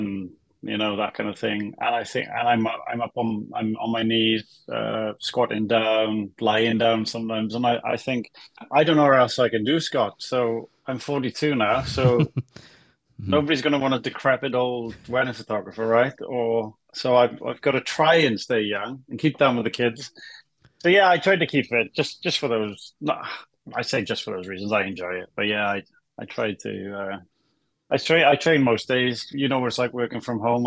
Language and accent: English; Wales, United Kingdom; I'm a Welshman